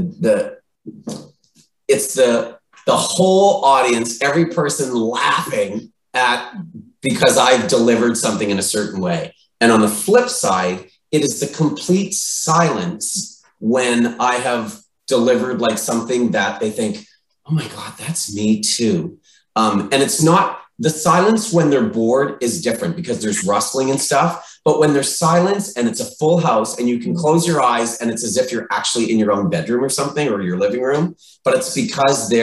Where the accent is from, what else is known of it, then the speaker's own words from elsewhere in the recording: the Maritimes, Canada; moved away; I come from the Maritimes